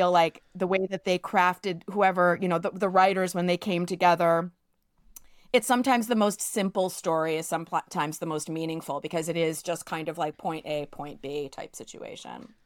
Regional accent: New York City, New York, United States; growing up in New York City

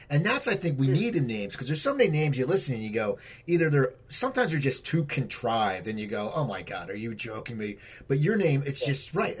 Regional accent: New Jersey, United States; I grew up in New Jersey.

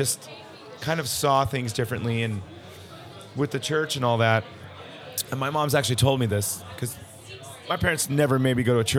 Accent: Redondo Beach, California, United States; also born or lived in Torrance, California / Orange County, California; I was born in the South Bay in a city called Torrance, California, at the Little Company of Mary Hospital.

